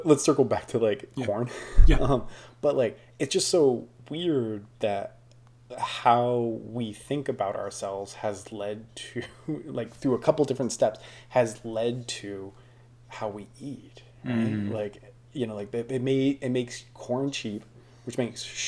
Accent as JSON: {"language": "English", "country": "United States"}